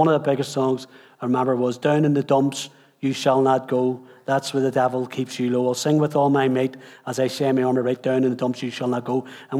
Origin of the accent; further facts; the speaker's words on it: Dundalk, Leinster, Ireland; also born or lived in Highfield; So I grew up in Highfield. My mum wanted to take us away from the trouble because it was getting so bad, and so she moved us back to God's country in Dundalk. And so we lived in Dundalk then from about 10...